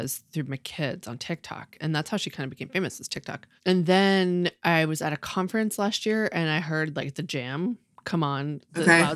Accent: Massachusetts, United States; moved away; also born or lived in Austin, Texas; we're from Massachusetts. I moved to Austin

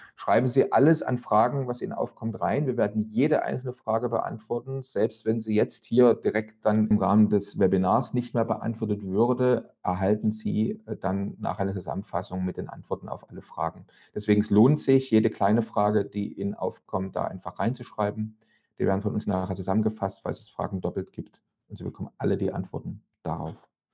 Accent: East Germany, Germany; ich komme aus dem Land, wo man mal gesagt hat, niemand hat die Absicht, eine Mauer zu bauen

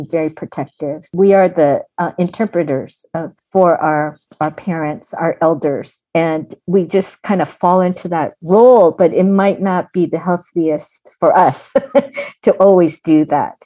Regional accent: Pasadena, California, United States; I'm from Pasadena

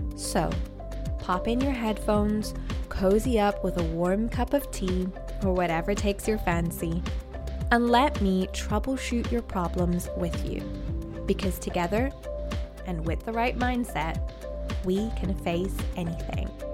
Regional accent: Ireland; I grew up in Ireland

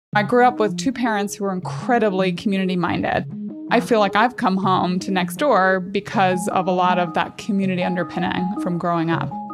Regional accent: Strabane, Northern Ireland, United Kingdom; I grew up in Northern Ireland.

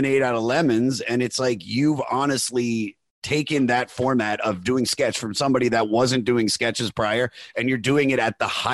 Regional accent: Baltimore, Maryland, United States

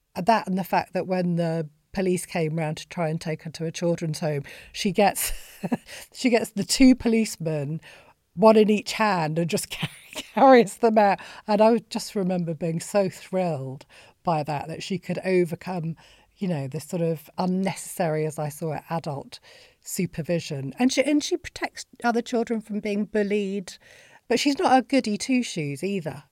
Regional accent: Bolton, North West England, United Kingdom; I grew up in Bolton

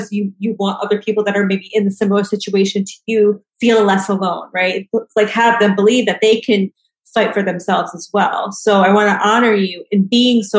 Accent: New York City, New York, United States; I'm a New Yorker

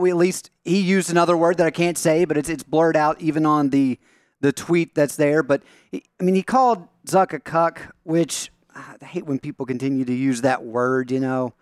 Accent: Knox County, Tennessee, United States; moved away; my hometown district back in Knox County.

